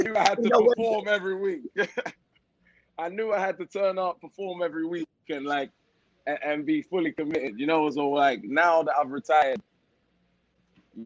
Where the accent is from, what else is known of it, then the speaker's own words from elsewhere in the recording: London, United Kingdom; also born or lived in Leeds; now in Miami, United States; South London kid, born in Leeds, but I moved after 2 months.